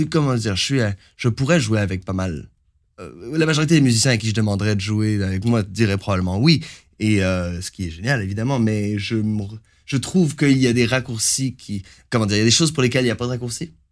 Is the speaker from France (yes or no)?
no; Montreal, Quebec, Canada; also born or lived in Algeria / Moncton / Ottawa; je suis né en Algérie. Et euh, j'ai grandi à Montréal et à Moncton et à Ottawa.